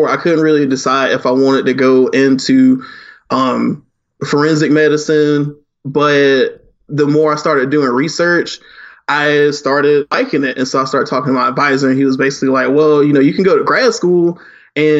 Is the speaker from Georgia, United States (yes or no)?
yes; Augusta, Georgia, United States; also born or lived in Dublin, Georgia / Macon, Georgia; So originally I'm from Augusta, Georgia, born and raised for half my life in Augusta